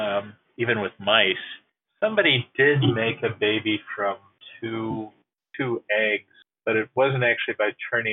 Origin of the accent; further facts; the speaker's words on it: United States; As an American citizen